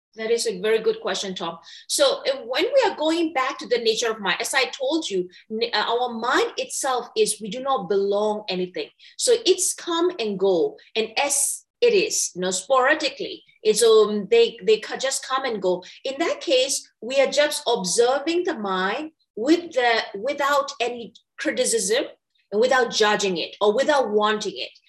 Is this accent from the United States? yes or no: no; Myanmar; moved away as an adult; I was born and raised in Myanmar